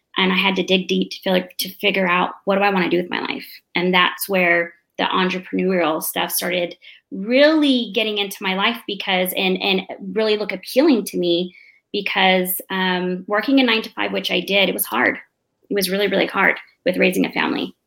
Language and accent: English; Mesa, Arizona, United States; moved away as an adult; now in Oceanside, United States; They moved us down to the city in Mesa, Phoenix, and um, I grew up there. Uh, I grew up in a predominantly Hispanic neighborhood